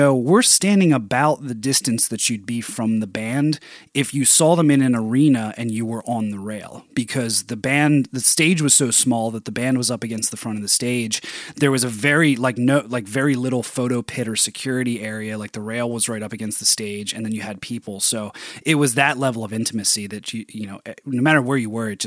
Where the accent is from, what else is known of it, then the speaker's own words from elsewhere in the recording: Philadelphia, Pennsylvania, United States; moved away; my hometown where I was born and raised and still have so many friends and family and just so much love for Philadelphia